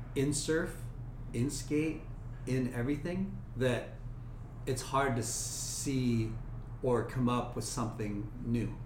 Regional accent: Long Beach, California, United States; I grew up in Long Beach

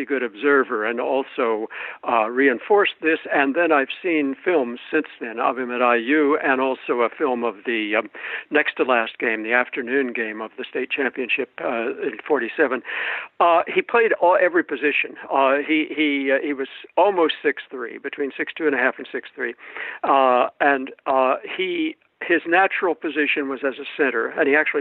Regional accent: Shelbyville, Indiana, United States; I grew up in Shelbyville. I was 4 years old in 1947

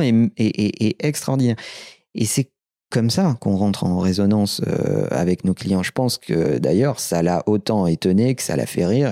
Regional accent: Limoges, Nouvelle-Aquitaine, France; moved away as an adult; now in Paris, France; Je suis né à Limoges, on a démarré à Limoges, le siège français reste à Limoges

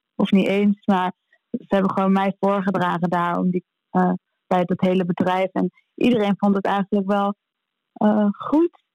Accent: Amsterdam, North Holland, Netherlands; we als Amsterdammer

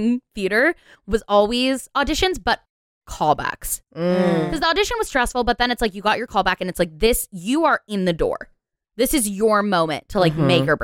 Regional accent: San Diego, California, United States; growing up in San Diego, it's like you're just waiting till you turn 18 so you can audition for Moonlight

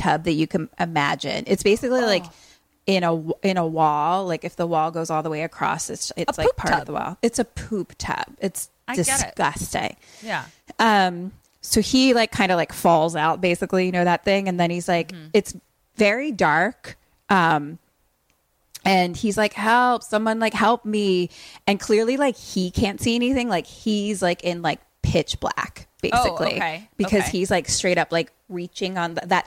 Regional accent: United States; we're actually American

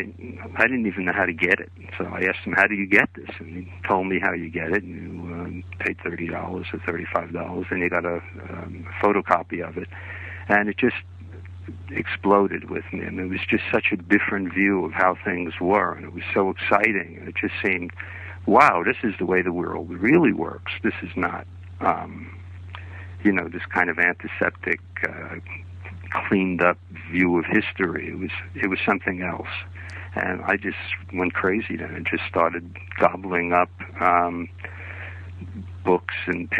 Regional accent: New York City, New York, United States; moved away as an adult; also born or lived in California; I'm from New York City, actually born in Brooklyn

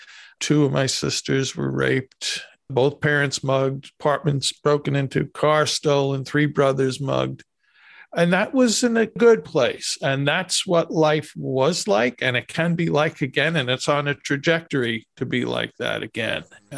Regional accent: New York City, New York, United States; I was growing up in New York City in the 60s and 70s and 80s

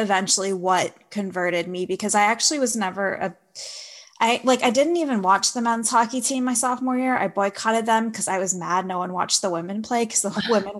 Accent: New Jersey, United States; moved away as an adult; also born or lived in Boston; I grew up in New Jersey

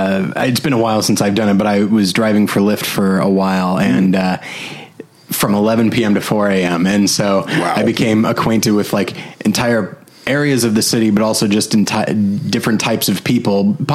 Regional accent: Los Angeles, California, United States; there were some people that were very excited at the notion that I was from Los Angeles.

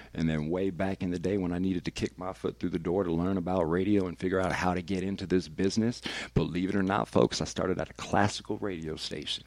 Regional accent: Vallejo, California, United States; now in Denver, United States; I might still sound a little bit too much like I'm from Vallejo, California

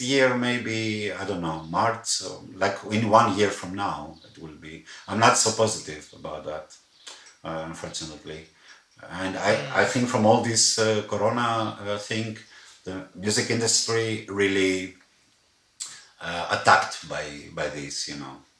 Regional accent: Athens, Attica, Greece; moved away as an adult; now in Berlin, Germany; I'm from Athens. I'm a Greek guy

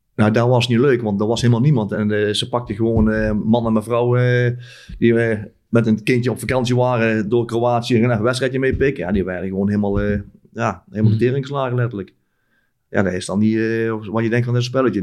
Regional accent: North Brabant, Netherlands; wij zijn Brabanders

